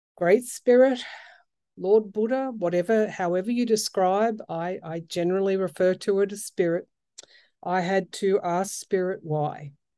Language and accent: English; outback New South Wales, Australia; also born or lived in Sydney; I am a country girl, born and raised. Um, I, I was born in the outback